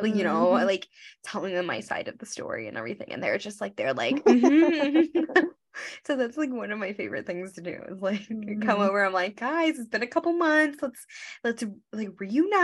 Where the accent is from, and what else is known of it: Grand Prairie, Texas, United States; born or raised there; moved away as an adult; now in New York, United States